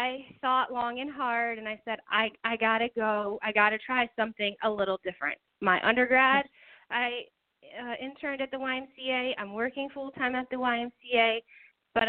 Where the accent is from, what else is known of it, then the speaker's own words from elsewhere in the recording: Easton, Pennsylvania, United States; I moved back home to my hometown of Easton, Pennsylvania